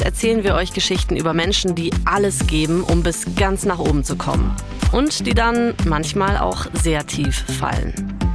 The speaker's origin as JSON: {"language": "German", "region": "Bavaria", "country": "Germany", "said": "ich komme aus Bayern und da feiert man halt Bierfeste"}